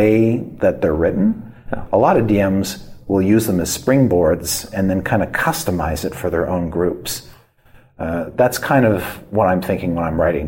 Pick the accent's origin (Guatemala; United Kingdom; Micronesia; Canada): Canada; I grew up in Canada